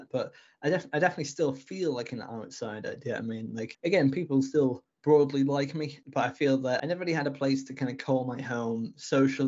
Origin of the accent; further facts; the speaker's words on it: Brompton-on-Swale, Yorkshire and the Humber, United Kingdom; also born or lived in Canterbury, Kent; I grew up in Brompton-on-Swale, which is just outside Richmondshire. And for anyone who is listening internationally, it's in the northeast of England